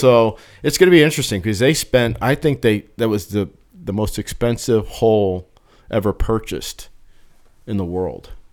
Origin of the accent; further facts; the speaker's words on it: New Jersey, United States; growing up in New Jersey, it was, like, right across the the bridge.